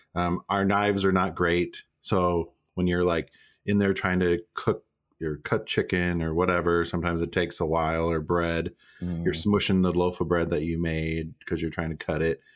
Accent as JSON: {"language": "English", "region": "Minnesota", "country": "United States", "tie": "born or raised there", "moved": "yes", "said": "I grew up in Minnesota"}